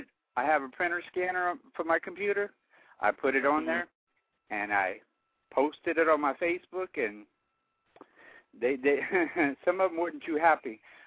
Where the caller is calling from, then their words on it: Lafayette, Louisiana, United States; from Lafayette, Louisiana.